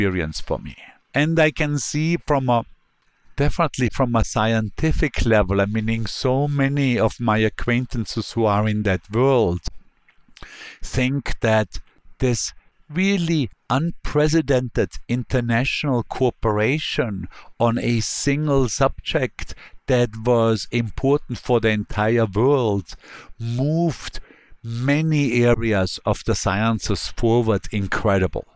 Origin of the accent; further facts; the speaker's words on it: Bregenz, Vorarlberg, Austria; now in New York, United States; The Lake of Constance that Bregenz is adjoining is much cleaner now than it used to be 20 years ago or 30 or 40 years ago when I grew up there